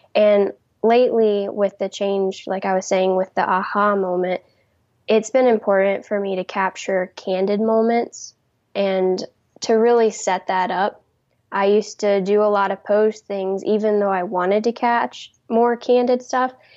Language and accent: English; South Carolina, United States; I'm from South Carolina